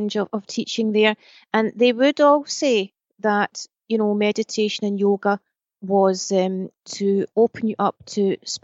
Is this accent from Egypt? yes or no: no; Scotland, United Kingdom; I was raised in Scotland.